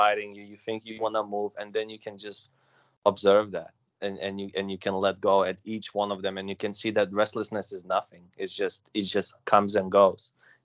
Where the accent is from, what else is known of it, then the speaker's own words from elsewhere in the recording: London, United Kingdom; I'm from London. It's like 1.5 hours away from here